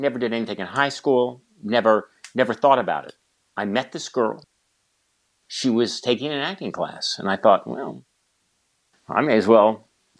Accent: California, United States; also born or lived in San Francisco; Believe me, I grew up in small farm towns in the San Joaquin Valley.

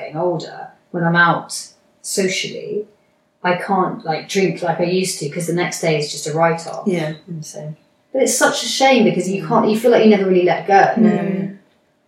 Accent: United Kingdom; I'm British

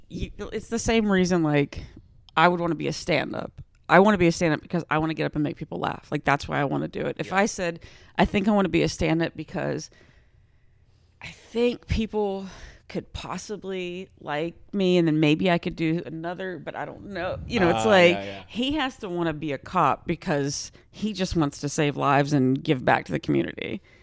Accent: Texas, United States; I grew up, because I'm like from the South, I'm from Texas, it's, you know, you get pulled over, you always immediately, yes sir, yes ma'am

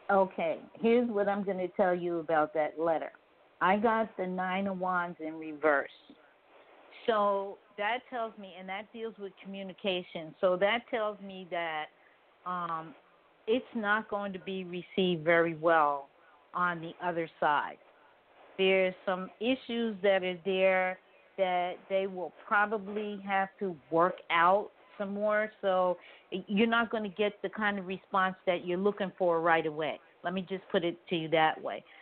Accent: New York, United States; moved away; I'm originally from New York.

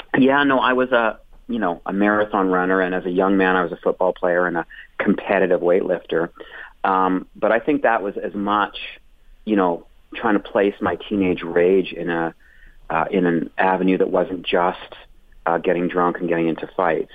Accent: Calgary and Edmonton, Alberta, Canada; moved away as an adult; also born or lived in Toronto; I was in Calgary and Edmonton back and forth for my sort of formative um, years up until I left there uh, to do comedy in Toronto

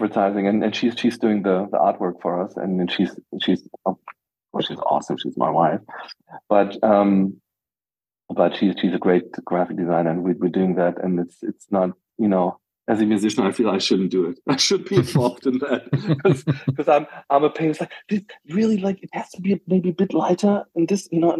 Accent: Berlin, Germany; I'm from West Berlin

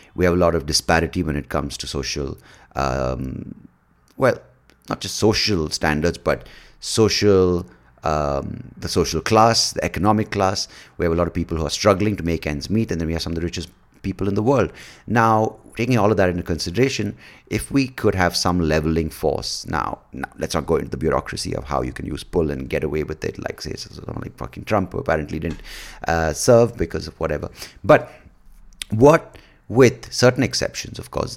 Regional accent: India; we are one point two billion people

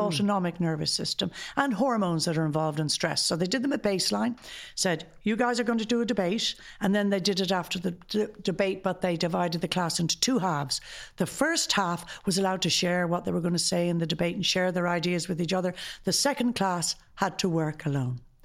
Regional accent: Ireland; as an Irish society

